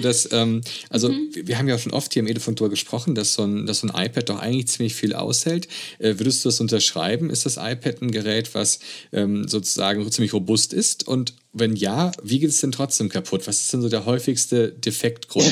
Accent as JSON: {"language": "German", "country": "Germany", "said": "bei uns in Deutschland"}